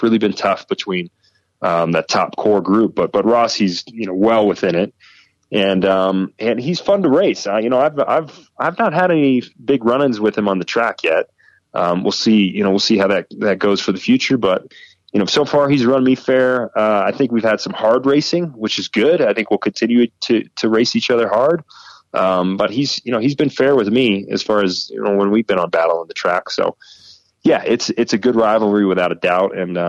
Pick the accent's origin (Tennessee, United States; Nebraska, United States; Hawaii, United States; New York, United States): Tennessee, United States; Nashville; also born or lived in England; I was born and raised in Nashville, Tennessee. And I think a couple of the years that I spent in England also probably evened me out.